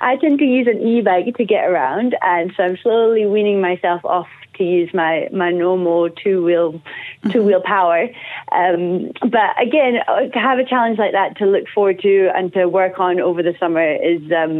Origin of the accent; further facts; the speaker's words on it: Scotland, United Kingdom; moved away as an adult; now in Wellington, New Zealand; I hail from Scotland originally, but I was very lucky to arrive in Aotearoa, New Zealand, about 3 weeks before the border closed in 2020